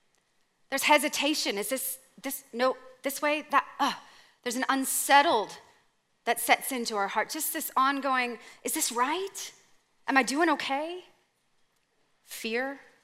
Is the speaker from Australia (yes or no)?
no; Canada; Okay, I'm from Canada.